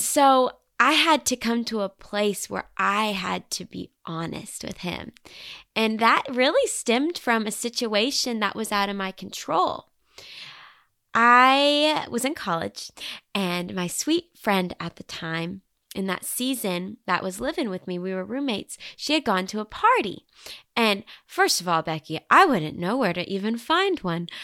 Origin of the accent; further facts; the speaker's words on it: Bentonville, Arkansas, United States; moved away as an adult; now in Nashville, United States; Bentonville, Arkansas was where I called home for the first eighteen years of my life